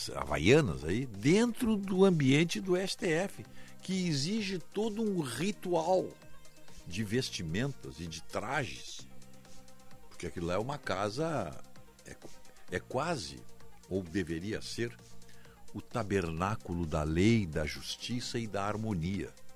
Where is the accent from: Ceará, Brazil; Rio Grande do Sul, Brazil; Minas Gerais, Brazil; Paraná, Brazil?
Rio Grande do Sul, Brazil; Viamão; me criei lá em Viamão